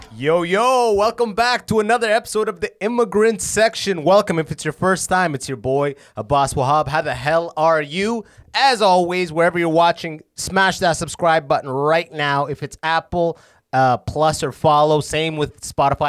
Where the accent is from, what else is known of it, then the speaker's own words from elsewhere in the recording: London, Ontario, Canada; I'm from London, Ontario